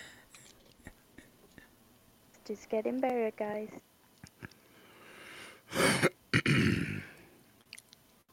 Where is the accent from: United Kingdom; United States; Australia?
Australia; I'm Australian